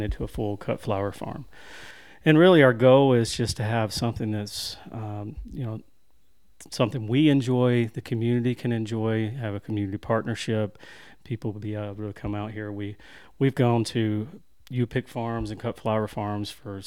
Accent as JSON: {"language": "English", "town": "Winfield", "region": "Alabama", "country": "United States", "also_born_or_lived": "Arley, Alabama", "said": "I grew up coming to this area, to Smith Lake. My family lives here now. We're originally from Winfield, Alabama"}